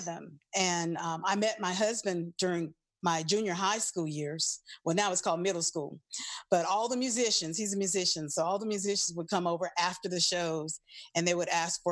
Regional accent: New Orleans, Louisiana, United States; moved away; also born or lived in Los Angeles; I'm originally from New Orleans, Louisiana

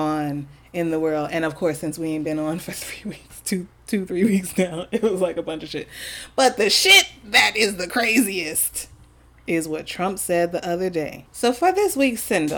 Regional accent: New York, United States; as a New Yorker

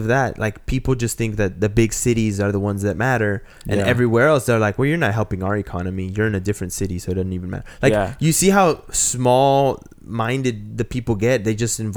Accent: Huacho, Lima, Peru; moved away; I was raised in Huacho and Barranca

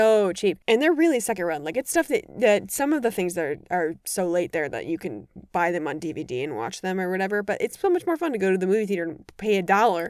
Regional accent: Madison, Wisconsin, United States; now in Chicago, United States; I either grew up right outside of Madison or I grew up in Madison

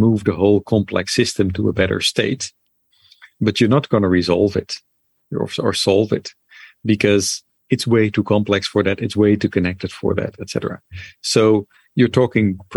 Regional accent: Netherlands; moved away; I'm sort of from Holland originally

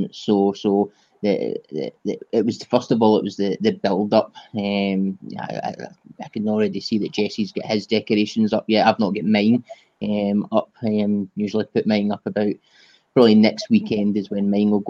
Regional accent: Paisley, Scotland, United Kingdom; also born or lived in Renfrew; I was born in Paisley, which is just the neighboring town to Glasgow.

